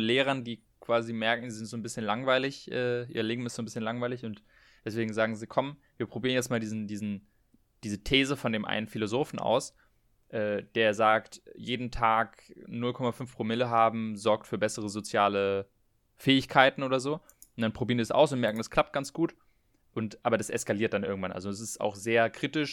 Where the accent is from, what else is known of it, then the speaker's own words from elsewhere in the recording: Berlin, Germany; wir kommen ja beide aus Berlin